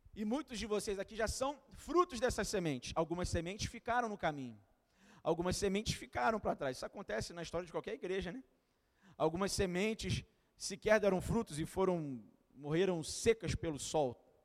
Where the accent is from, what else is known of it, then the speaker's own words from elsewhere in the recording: Duque de Caxias, Rio de Janeiro, Brazil; eu sou de Caxias